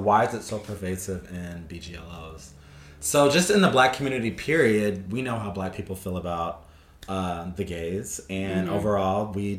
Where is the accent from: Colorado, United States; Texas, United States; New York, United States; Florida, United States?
Texas, United States; Arlington; moved away as an adult; also born or lived in Denton, Texas; now in Los Angeles, United States; I'm from Arlington, Texas. I went to college at the University of North Texas in Denton